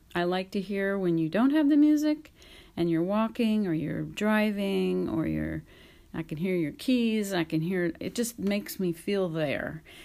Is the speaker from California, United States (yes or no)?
yes; California, United States; I'm American and from California